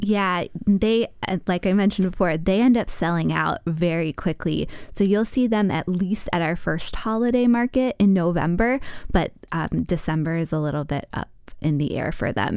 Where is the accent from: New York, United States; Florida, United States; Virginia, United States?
Virginia, United States; now in Wisconsin, United States; I spent time growing up in Virginia